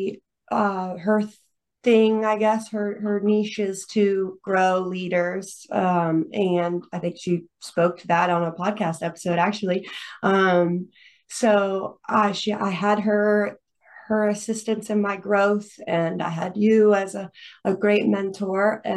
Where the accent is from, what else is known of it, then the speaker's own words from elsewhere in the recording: Greenville, South Carolina, United States; also born or lived in Florida; came back to my hometown of Greenville, South Carolina